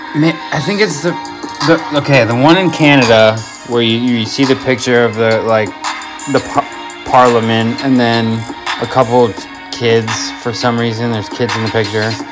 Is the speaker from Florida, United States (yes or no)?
yes; Florida, United States; also born or lived in Michigan; I'm pretty much a Florida boy living here since I was 10